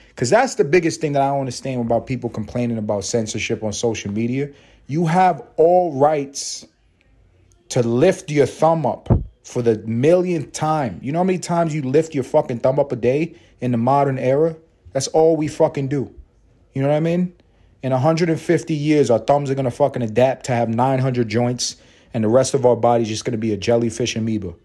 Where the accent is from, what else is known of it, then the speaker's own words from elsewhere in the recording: New York City, New York, United States; I grew up in Harlem. I grew up in Spanish Harlem